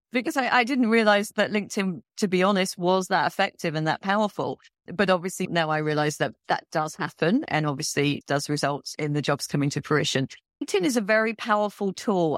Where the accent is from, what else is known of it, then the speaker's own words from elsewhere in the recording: London, United Kingdom; moved away as an adult; also born or lived in Malaysia / India / Afghanistan / Qatar; now in Saudi Arabia; I'm from London